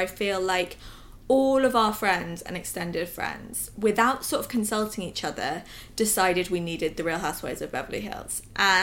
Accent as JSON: {"language": "English", "region": "England", "country": "United Kingdom", "said": "we're both English"}